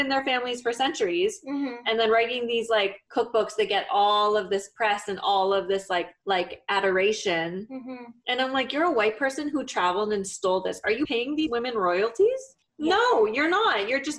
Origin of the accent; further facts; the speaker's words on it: Nigeria; And like, I don't know, I'm Nigerian.